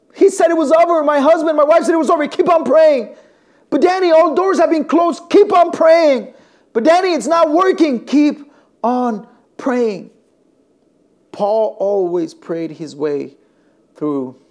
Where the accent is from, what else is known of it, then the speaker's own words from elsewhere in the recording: northern Mexico, Mexico; now in Elgin, United States; I was born and raised in Mexico and I come from the northern part of Mexico